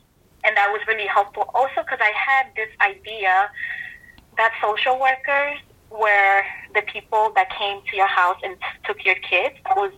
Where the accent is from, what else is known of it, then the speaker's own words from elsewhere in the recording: Dominican Republic; born there; also born or lived in New York City, United States; And for me, I was born in the Dominican Republic, but I did not realize until I moved to North Carolina that a lot of people had this perception that all Latinos were either Mexican.